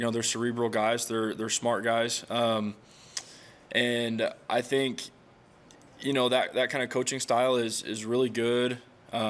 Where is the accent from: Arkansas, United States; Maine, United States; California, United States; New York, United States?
Arkansas, United States; moved away as an adult; now in Provo, United States; my home state, Arkansas